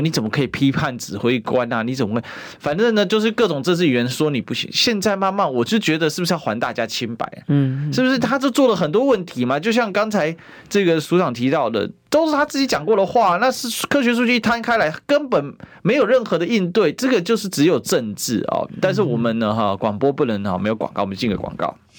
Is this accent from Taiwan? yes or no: yes; Taiwan; 我们台湾人